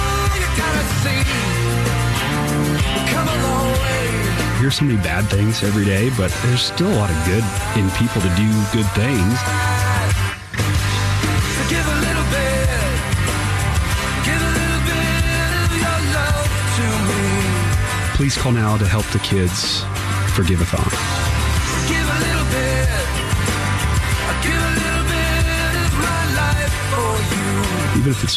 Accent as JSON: {"language": "English", "town": "Gilbert", "region": "Arizona", "country": "United States", "tie": "born or raised there", "also_born_or_lived": "Colorado", "moved": "as an adult", "said": "my hometown of Phoenix area"}